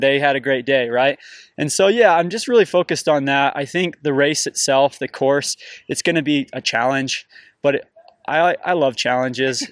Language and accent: English; St. George, Utah, United States; I grew up in the desert, I grew up in Saint George